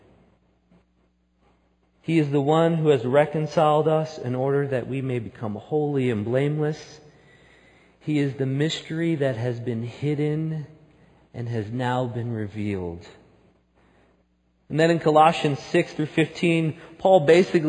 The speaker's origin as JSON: {"language": "English", "region": "outside of New York City", "country": "United States", "tie": "born or raised there", "moved": "yes", "lives_now": "Salt Lake City, United States", "said": "I grew up outside of New York City."}